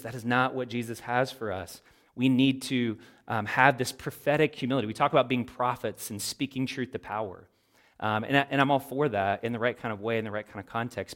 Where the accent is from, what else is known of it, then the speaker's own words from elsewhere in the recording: United States; as American Christians